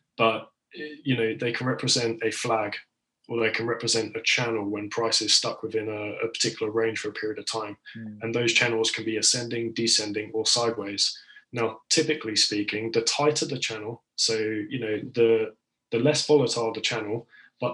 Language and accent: English; United Kingdom; I'm British